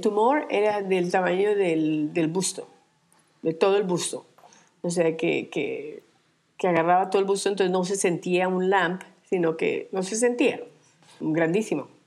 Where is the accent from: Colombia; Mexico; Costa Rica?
Colombia; Armenia, Quindío; moved away as an adult; also born or lived in Europe / New York; now in Minca, Colombia; Nací en, eh, nací en Colombia, en la ciudad de Armenia, pero salí de, Colombia desde que tenía 25 años